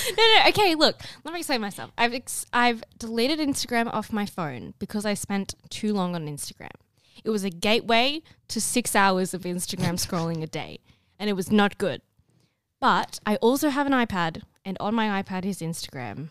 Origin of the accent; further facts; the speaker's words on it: Australia; I'm Australian